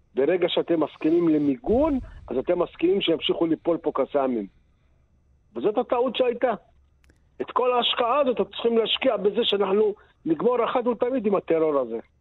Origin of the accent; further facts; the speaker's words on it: Sderot, Southern District, Israel; אנחנו, אני ואשתי נולדנו בשדרות. אנחנו כבר בני 65.